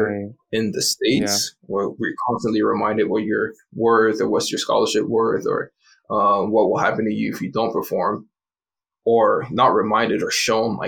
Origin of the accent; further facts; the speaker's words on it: Hamilton, Ontario, Canada; also born or lived in Montreal; my dad lived down the street for a little while before we moved from Montreal to Hamilton.